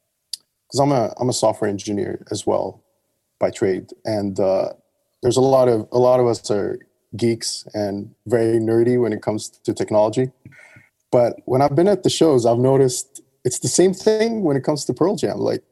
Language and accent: English; Dubai, United Arab Emirates; Yeah, Dubai. I grew up in Dubai. I've been all over the place.